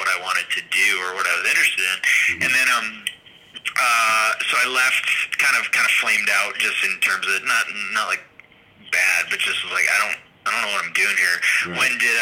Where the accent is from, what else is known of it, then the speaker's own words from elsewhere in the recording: outside of Boston, Massachusetts, United States; I grew up outside of Boston in a kind of suburban home kind of deal